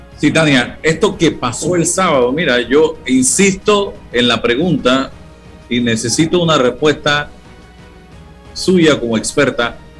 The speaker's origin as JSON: {"language": "Spanish", "country": "Panama", "said": "como panameño"}